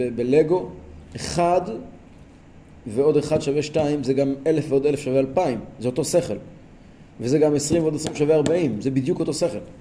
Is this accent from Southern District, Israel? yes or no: no; Kfar Chabad, Central District, Israel; אני גדלתי בכפר חב"ד.